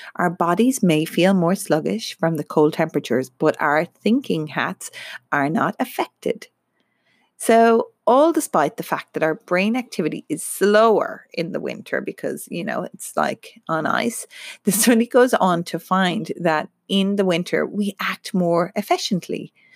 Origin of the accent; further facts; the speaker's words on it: Ireland; now in Melbourne, Australia; I'm Irish and come from Ireland